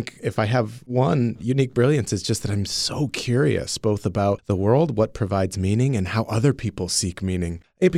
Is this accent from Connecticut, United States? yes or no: yes; Waterbury, Connecticut, United States; I was born and raised in Waterbury, Connecticut.